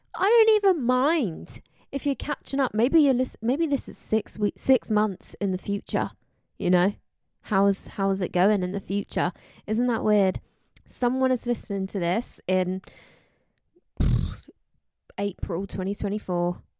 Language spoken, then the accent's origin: English; London, United Kingdom; I was born in London. I'm from London